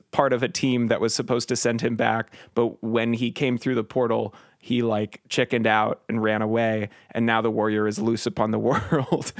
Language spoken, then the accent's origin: English; Portland, Oregon, United States; I grew up in Portland, and just seeing Nick Cage walking around Portland